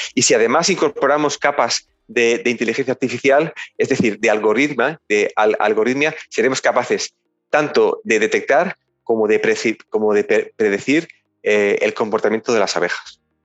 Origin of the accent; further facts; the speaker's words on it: Ayora, Valencian Community, Spain; somos originalmente de Ayora